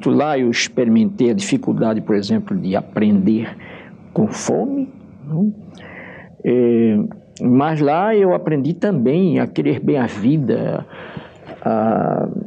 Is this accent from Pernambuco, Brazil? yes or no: yes; Recife, Pernambuco, Brazil; born there; eu nasci no Recife é, há, um, muito, há muito tempo atrás.